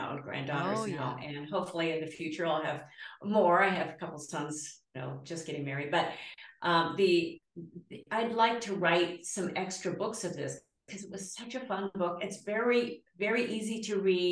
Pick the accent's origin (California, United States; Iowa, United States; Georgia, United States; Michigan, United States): Georgia, United States; I was born in Georgia